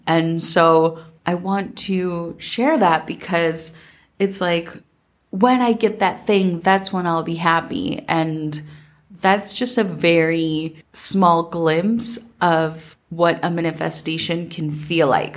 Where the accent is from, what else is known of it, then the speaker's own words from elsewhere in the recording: Minnesota, United States; growing up in Minnesota